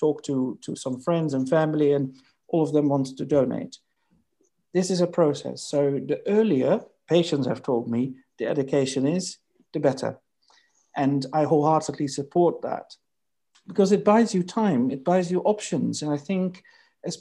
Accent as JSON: {"language": "English", "country": "Netherlands", "tie": "born or raised there", "moved": "as an adult", "lives_now": "United Kingdom", "said": "my native country, my home country, the Netherlands"}